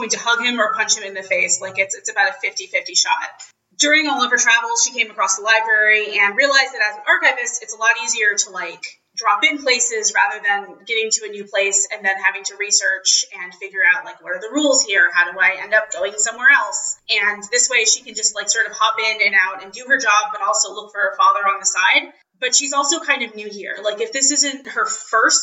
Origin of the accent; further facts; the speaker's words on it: Washington, District of Columbia, United States; moved away as an adult; now in Edinburgh, United Kingdom; I grew up running around the Smithsonian Museums.